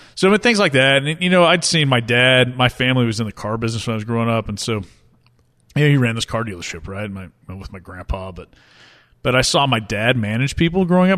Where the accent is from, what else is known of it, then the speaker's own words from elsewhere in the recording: Tulsa, Oklahoma, United States; I grew up here in Tulsa, where we are now